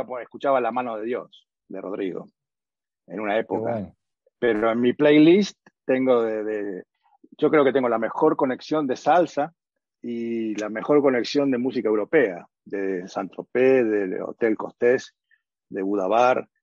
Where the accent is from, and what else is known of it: Argentina; moved away as an adult; also born or lived in Los Angeles / Edmonton / New York / Johannesburg; now in Kigali, Rwanda